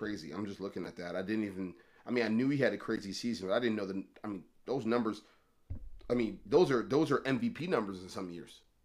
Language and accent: English; Baltimore, Maryland, United States; I'm from Baltimore, right, born and raised my entire life